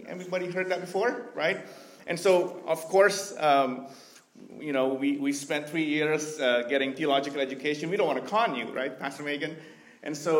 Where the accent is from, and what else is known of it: Indonesia; born or raised there; moved away as an adult; also born or lived in Vancouver, Canada